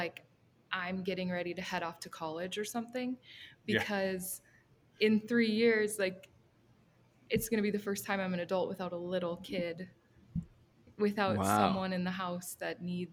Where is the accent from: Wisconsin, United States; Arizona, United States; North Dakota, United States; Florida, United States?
North Dakota, United States; Fargo; I was born in Fargo, North Dakota